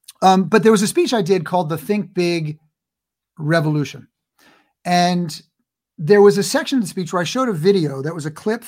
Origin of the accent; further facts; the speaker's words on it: New York, United States; And I grew up in New York. So like I could play mafia guys.